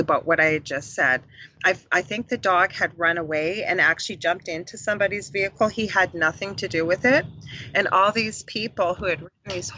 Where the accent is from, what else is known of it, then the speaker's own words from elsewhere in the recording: Canada; I'm from Canada